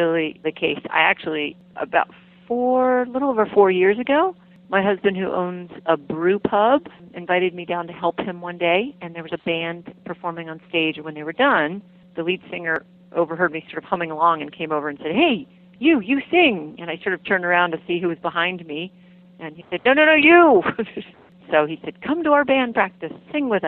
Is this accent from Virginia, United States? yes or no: yes; Loudoun County, Virginia, United States; also born or lived in Key West, Florida; my hometown or my home county, which is Loudoun County, Virginia